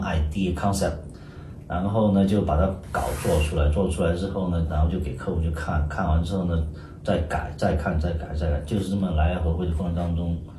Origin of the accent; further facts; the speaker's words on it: China; moved away; 实际上我们以前的中国长大